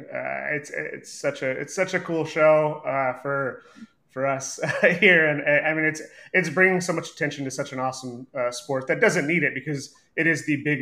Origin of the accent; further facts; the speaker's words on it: Dallas, Texas, United States; growing up in Dallas